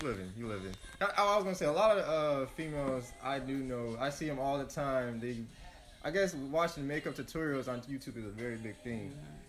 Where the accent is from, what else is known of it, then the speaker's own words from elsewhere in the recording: Gary, Indiana, United States; I grew up in the Glen Park area, like around 51st.